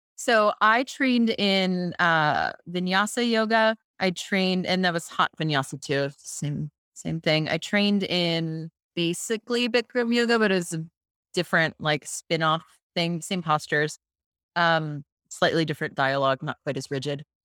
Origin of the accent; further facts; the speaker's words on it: Tampa, Florida, United States; I'm from Florida, originally from the Tampa Bay area